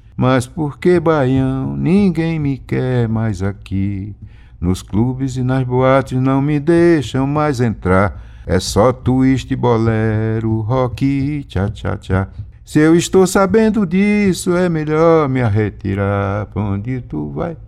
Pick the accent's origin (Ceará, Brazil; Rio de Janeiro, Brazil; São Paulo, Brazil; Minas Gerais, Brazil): Rio de Janeiro, Brazil; Nilópolis; also born or lived in Garanhuns, Pernambuco; lá em Nilópolis, que eu me criei em Nilópolis